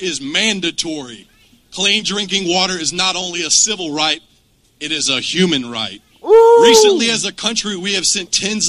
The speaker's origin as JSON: {"language": "English", "town": "Oxford", "region": "Mississippi", "country": "United States", "tie": "born or raised there", "said": "I was born in Oxford, Mississippi. Therefore, the peace and tranquility of all Mississippians is very important to me."}